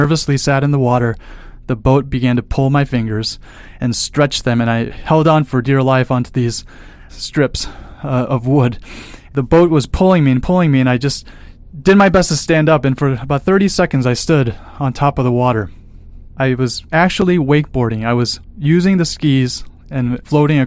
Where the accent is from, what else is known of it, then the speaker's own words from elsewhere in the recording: Chicago, Illinois, United States; moved away as an adult; also born or lived in Colorado; I'm from Chicago